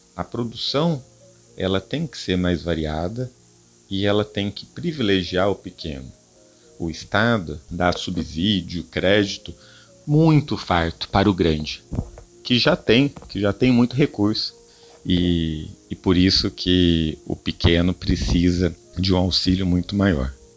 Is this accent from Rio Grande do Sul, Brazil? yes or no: no; Guará, São Paulo, Brazil; eu venho da cidade de Guará, em São Paulo, né, é uma, uma pequena cidade do interior